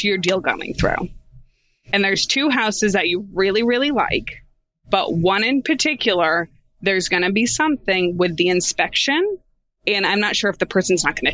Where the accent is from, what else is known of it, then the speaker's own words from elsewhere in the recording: Rhode Island, United States; I'm from Rhode Island